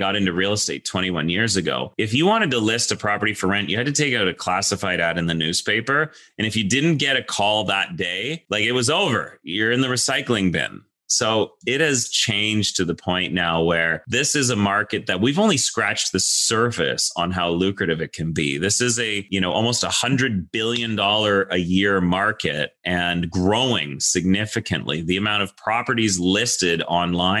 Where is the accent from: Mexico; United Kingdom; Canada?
Canada; Toronto, Ontario; we came back to Toronto and I grew up, you know, in Toronto